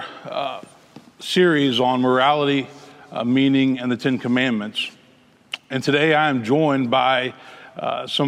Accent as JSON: {"language": "English", "town": "Memphis", "region": "Tennessee", "country": "United States", "tie": "born or raised there", "said": "I grew up in Memphis."}